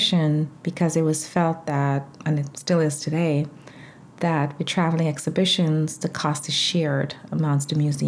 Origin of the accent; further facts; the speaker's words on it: Georgetown, Demerara-Mahaica, Guyana; moved away; I grew up in Georgetown, Guyana, South America.